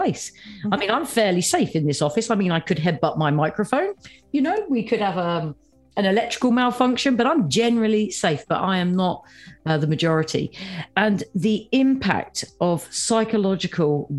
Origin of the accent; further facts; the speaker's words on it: United Kingdom; as a Brit